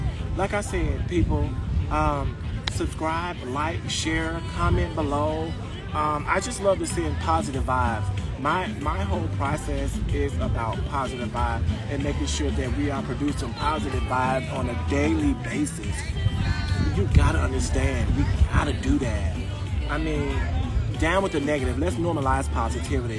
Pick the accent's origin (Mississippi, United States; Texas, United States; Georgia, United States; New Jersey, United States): Mississippi, United States; now in Florida, United States; I am actually from a little small state called Mississippi